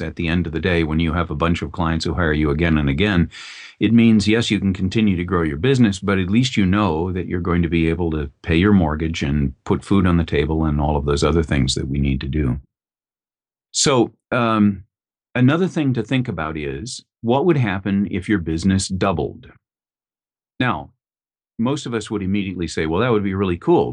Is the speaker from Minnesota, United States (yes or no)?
yes; Minneapolis, Minnesota, United States; in the Twin Cities, where I grew up in Minnesota